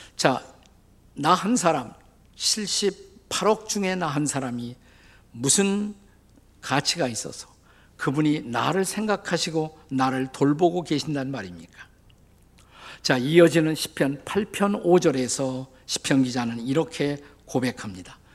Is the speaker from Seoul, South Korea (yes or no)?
no; Suwon, Gyeonggi Province, South Korea; 그곳이 제가 태어난 곳입니다